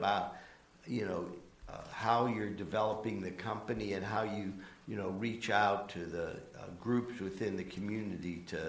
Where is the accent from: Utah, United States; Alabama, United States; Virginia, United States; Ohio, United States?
Ohio, United States; Cleveland; also born or lived in North Central Florida; now in Florida, United States; I'm from Cleveland, Ohio originally